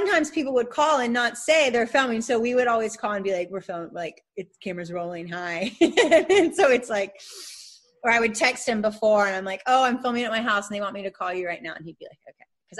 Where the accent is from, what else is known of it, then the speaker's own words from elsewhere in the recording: Atlanta, Georgia, United States; moved away; also born or lived in South Carolina; we used to live down the street from each other in Atlanta when we were growing up in Buckhead